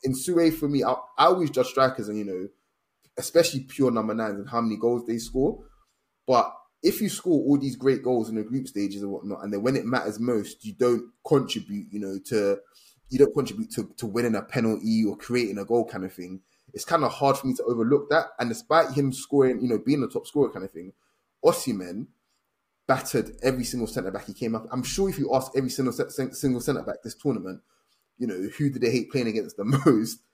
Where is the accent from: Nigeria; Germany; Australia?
Nigeria; as a Nigerian